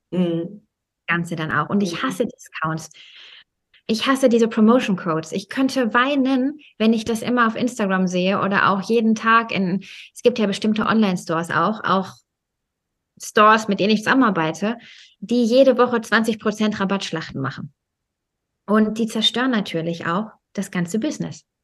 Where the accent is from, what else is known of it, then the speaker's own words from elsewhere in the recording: Germany; ich meine, ich bin ja in Deutschland aufgewachsen